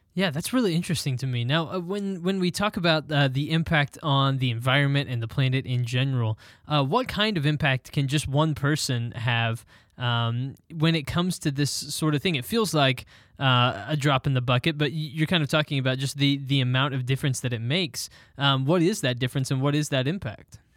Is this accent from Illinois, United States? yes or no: no; Texas, United States; I was born and raised in Texas